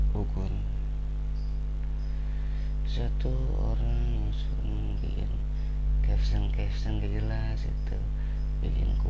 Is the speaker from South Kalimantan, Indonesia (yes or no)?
no; West Java, Indonesia; saya asli Sunda jadi jika ada kata-kata Sunda yang ke bawah di podcast kali ini